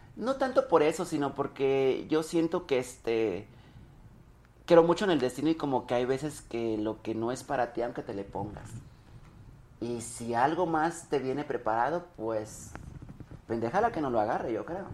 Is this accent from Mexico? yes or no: yes; Zacacoyula, Guerrero, Mexico; now in Mexico City, Mexico; Yo soy de un lugar que se llama Zacacoyuca Guerrero